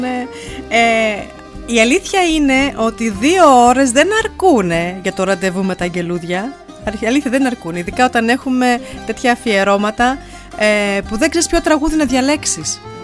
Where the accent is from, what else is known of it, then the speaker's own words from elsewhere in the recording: Germany; μαζί μεγαλώσαμε εδώ στη Γερμανία